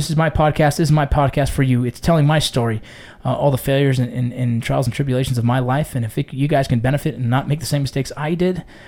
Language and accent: English; Los Angeles, California, United States; growing up in San Fernando Valley